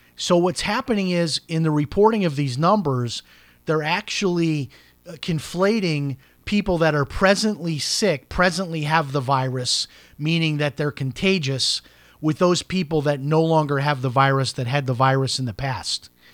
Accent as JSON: {"language": "English", "town": "Chicago", "region": "Illinois", "country": "United States", "tie": "born or raised there", "said": "when I grew up in Chicago"}